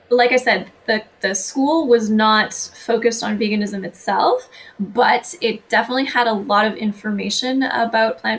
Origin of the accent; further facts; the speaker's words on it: Canada; I'm Canadian